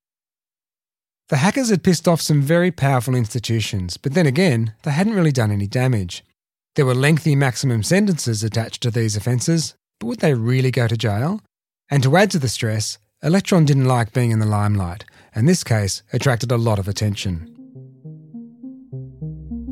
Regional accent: Melbourne, Victoria, Australia; this was all happening in my hometown

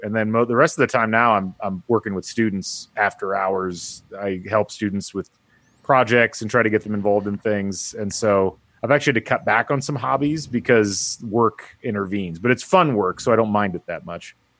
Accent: Indiana, United States; I grew up in Indiana.

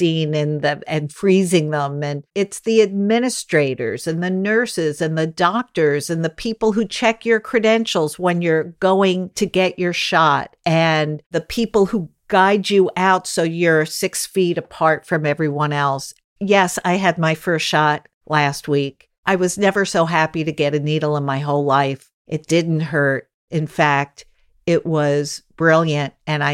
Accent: New York City, New York, United States; a lot of us who grew up here at that time do know one another

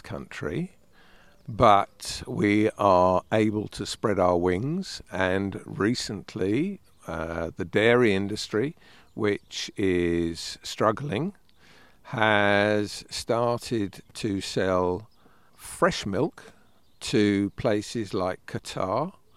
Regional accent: United Kingdom; We are British

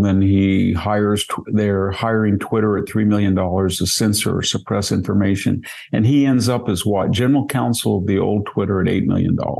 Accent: Selma, California, United States; my hometown

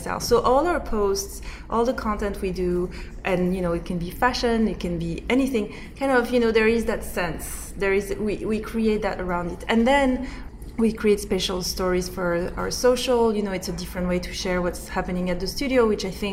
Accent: Corsica, France; I grew up in Corsica.

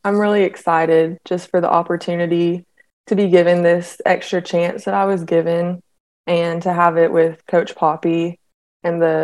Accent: Knoxville, Tennessee, United States; growing up in Knoxville

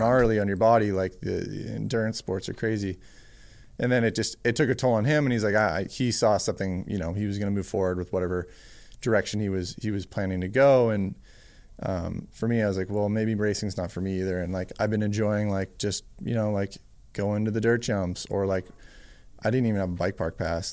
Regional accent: Whistler, BC, British Columbia, Canada; I grew up in Worcester, B C

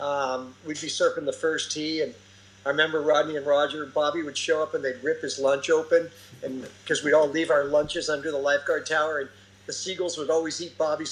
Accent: Fountain Valley, California, United States; also born or lived in Huntington Beach; I grew up in Fountain Valley.

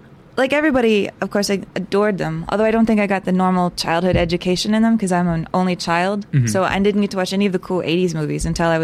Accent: San Antonio, Texas, United States; born or raised there; moved away

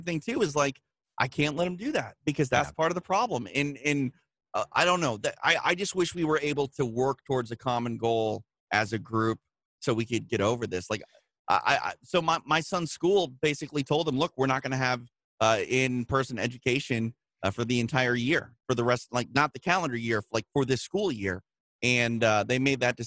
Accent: Midwest, United States; moved away; I'm from the Midwest.

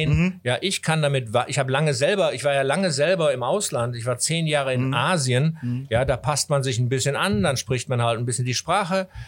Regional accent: Hamburg, Germany; Nein, als Hamburger geht man natürlich auch an die Landungsbrücken

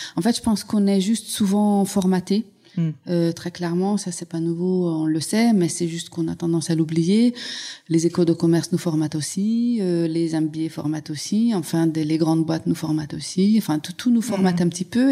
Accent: Hungary; French is a second language; moved away as an adult; now in France; je suis née en Hongrie, mais je suis née un peu à la fin de l'ère socialiste

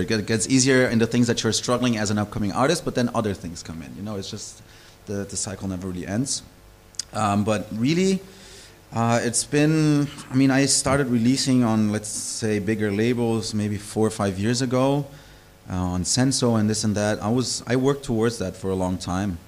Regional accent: Brazil; moved away as an adult; also born or lived in Kleinostheim, Bavaria, Germany; now in Berlin, Germany; I was born in Brazil originally, but I grew up in Germany.

